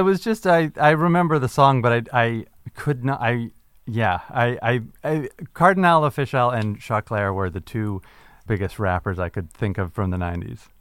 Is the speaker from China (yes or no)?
no; Canada; I'm a Canadian person